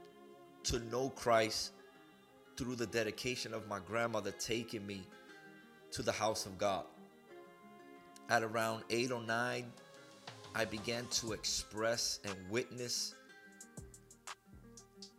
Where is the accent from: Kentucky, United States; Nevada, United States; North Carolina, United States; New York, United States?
New York, United States; New York City; moved away as an adult; also born or lived in Massachusetts; now in Houston, United States; I was born in Harlem, New York in 1979, and I lived in New York until 2006